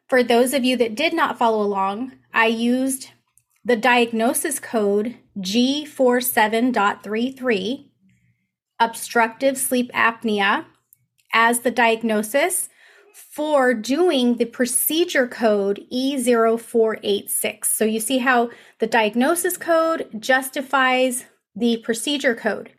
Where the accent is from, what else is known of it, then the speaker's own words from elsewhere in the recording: Riverside, California, United States; Riverside, California, which is my hometown.